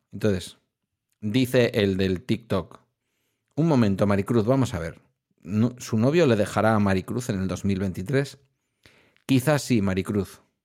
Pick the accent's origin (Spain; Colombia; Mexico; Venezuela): Spain; town on the Ibaizabal river, near Bilbao, Basque Country; el Ibaizábal es el río que pasa por mi pueblo